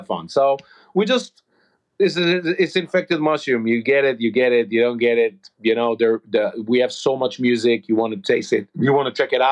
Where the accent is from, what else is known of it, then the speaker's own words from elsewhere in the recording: Israel; We grew up in Israel